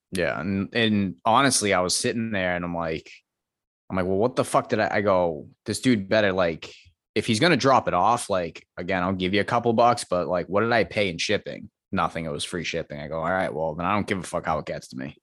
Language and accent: English; Medford, Massachusetts, United States; moved away as an adult; now in Milton, United States; I grew up in Medford, I live in Milton now